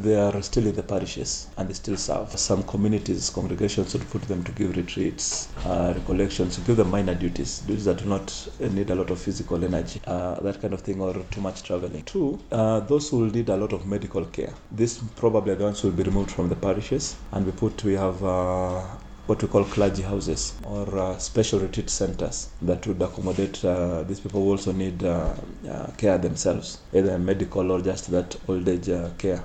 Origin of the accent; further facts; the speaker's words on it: Siaya, Siaya County, Kenya; now in Nairobi, Kenya; I come from Siaya.